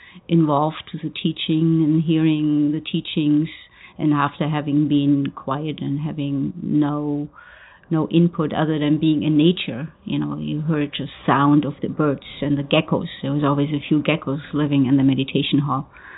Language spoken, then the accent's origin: English; Germany; English is a second language; So this is not my home. And in the same time, being German, I never really felt quite home even in my own country.